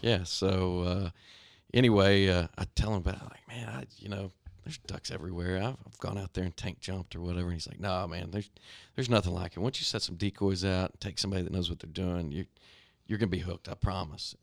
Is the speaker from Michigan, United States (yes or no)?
no; Stephenville, Texas, United States; I grew up in Stephenville, Texas. Still live there